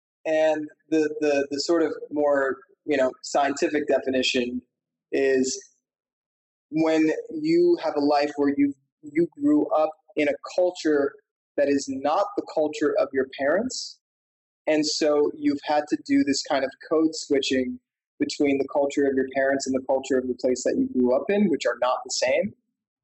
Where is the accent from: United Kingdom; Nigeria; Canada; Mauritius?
Mauritius; also born or lived in Washington, D.C.; Mauritian. A lot of people think I'm Indian. And even though I have Indian roots, I don't really have like that much of a connection to India. And I also spent 5 years of my childhood growing up in Washington, D.C.